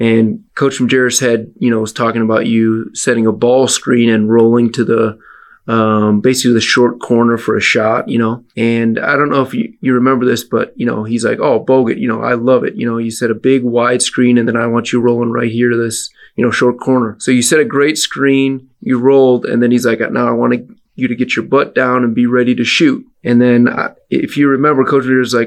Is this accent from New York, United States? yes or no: no; Milwaukee, Wisconsin, United States; I'm from Wisconsin